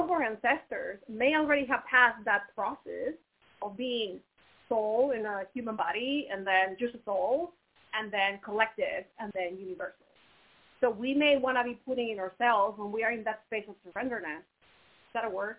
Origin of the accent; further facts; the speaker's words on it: Mexico; moved away as an adult; also born or lived in Finland / United States / Canada / Brazil; growing up in Mexico, it was beautiful because I got to experience my culture